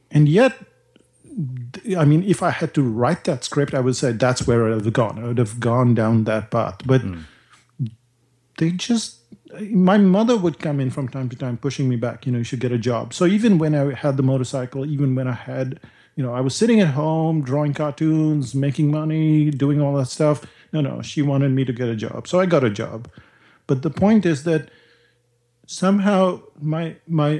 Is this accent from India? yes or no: yes; India; now in New Zealand; growing up in India